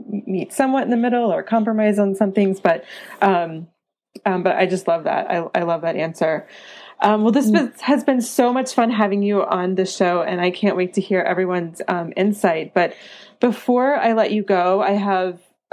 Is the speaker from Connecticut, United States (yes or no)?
no; North Carolina, United States; moved away; I'm from the mountains. I'm from North Carolina, smaller than the Rocky Mountains, but I definitely miss that mountain life.